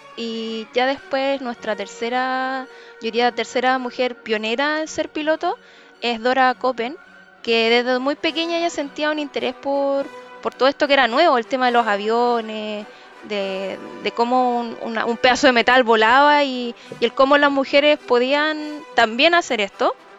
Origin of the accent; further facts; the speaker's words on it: Chile; los chilenos nos caracterizamos